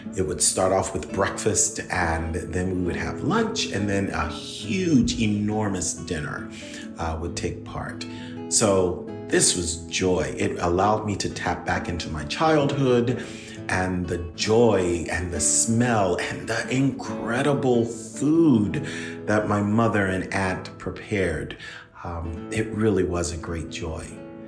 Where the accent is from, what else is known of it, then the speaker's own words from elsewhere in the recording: Philadelphia, Pennsylvania, United States; moved away; So I'm never in a position where I can go back to my hometown, which is Philadelphia, to just spend time with family.